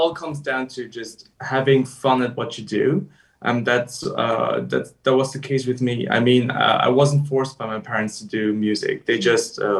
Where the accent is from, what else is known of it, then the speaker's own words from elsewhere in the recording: Vienna, Austria; I was born and raised in Vienna, Austria